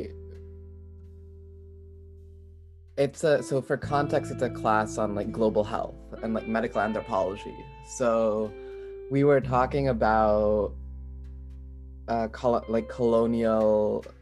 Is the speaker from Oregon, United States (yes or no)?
no; Rochester, New York, United States; also born or lived in Rhode Island / rural Massachusetts / Philippines (family); now in Massachusetts, United States; I was born in Rhode Island, but I grew up in upstate New York, outside Rochester